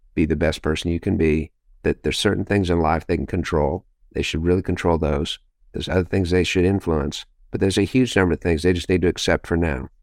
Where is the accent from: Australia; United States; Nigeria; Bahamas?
United States; Los Alamos, New Mexico; Los Alamos, New Mexico is my hometown